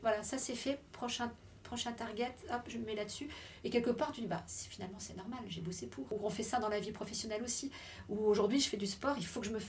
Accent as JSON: {"language": "French", "area": "Lorraine", "region": "Grand Est", "country": "France", "said": "je suis retournée chez moi en Lorraine"}